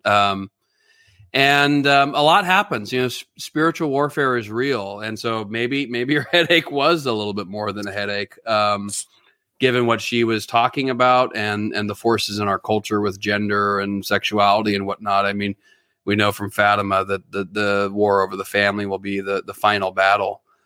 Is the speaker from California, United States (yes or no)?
yes; California, United States; I'm especially from California